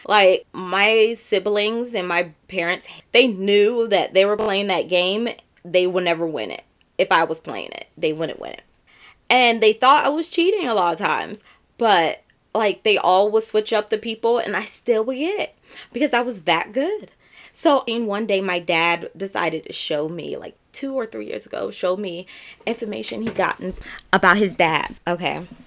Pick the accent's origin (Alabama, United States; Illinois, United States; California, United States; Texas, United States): California, United States; San Diego; now in Camden County, Georgia, United States; I am from San Diego, California, but right now I reside in Georgia